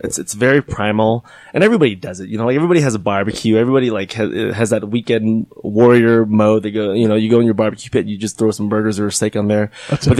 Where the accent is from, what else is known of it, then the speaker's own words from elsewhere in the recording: California, United States; Because I grew up as a Boy Scout and I grew up in California right next to the mountains.